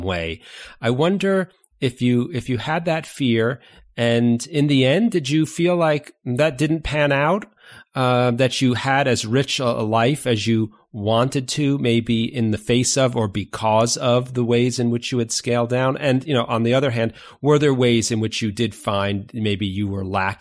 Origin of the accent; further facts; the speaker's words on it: New York, United States; moved away; I'm originally from New York. I grew up in New York